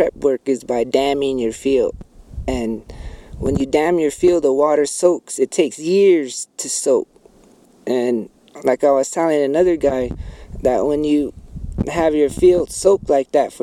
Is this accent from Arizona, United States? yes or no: yes; Bacavi, Arizona, United States; I'm from Bacovi, Arizona. Hopi. Third Mesa